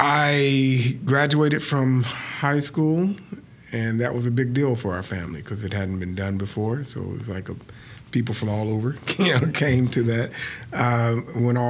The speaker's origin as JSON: {"language": "English", "town": "Chicago", "region": "Illinois", "country": "United States", "tie": "born or raised there", "said": "Born and raised in Chicago."}